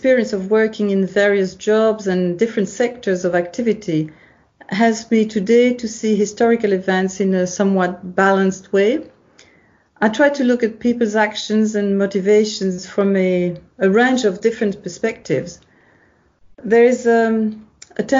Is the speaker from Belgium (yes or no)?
yes; Belgium; moved away as an adult; also born or lived in Tokyo, Japan; I'm originally from Belgium, where I got an undergraduate degree in law